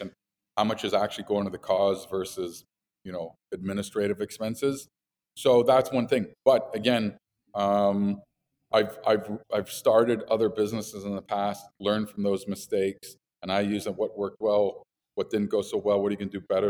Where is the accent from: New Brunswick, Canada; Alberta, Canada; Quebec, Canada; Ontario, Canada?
Quebec, Canada; Montreal; also born or lived in United States / Colorado; Montreal. Grew up here, but lived in the States for 10 years.